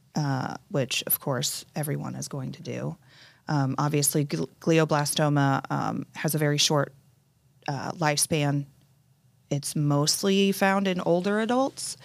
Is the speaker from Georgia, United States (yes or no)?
no; Indianapolis, Indiana, United States; now in Carmel, United States; born and raised in Indianapolis